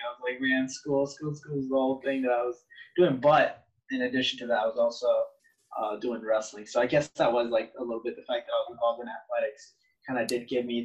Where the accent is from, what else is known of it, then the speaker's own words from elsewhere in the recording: Wilmington, United States; also born or lived in Chimalhuacan, State of Mexico, Mexico; now back here in my hometown, which is Wilmington